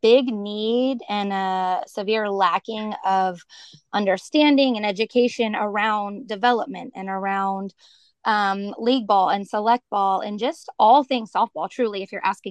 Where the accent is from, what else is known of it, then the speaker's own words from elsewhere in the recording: Katy, Texas, United States; also born or lived in Tulsa, Oklahoma; I grew up just outside of Houston, Texas, in a little town called Katy